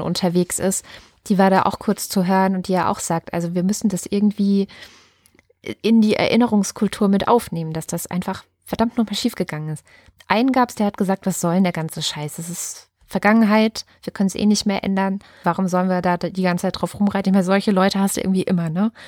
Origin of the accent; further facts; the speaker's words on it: Berlin, Germany; als Berlinerin